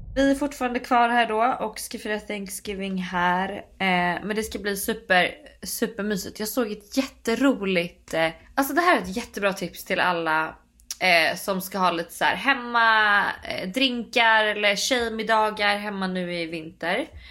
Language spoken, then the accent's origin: Swedish; Sweden; moved away as an adult; now in United States; hemma i Sverige